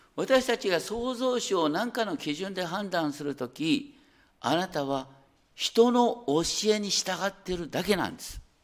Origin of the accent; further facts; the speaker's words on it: Higashikawa, Hokkaido, Japan; now in Tokyo, Japan; 私の田舎北海道に行きましょう大雪山の麓東川町ってあるんだ